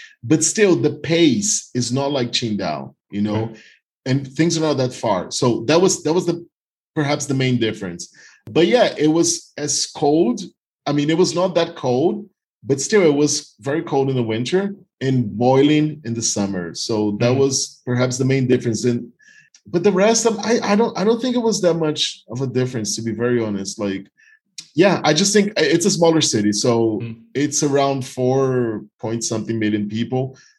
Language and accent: English; Northeast Region, Brazil; English is a second language; So I'm from the Northeast. It's 3 hours by plane to São Paulo, for example.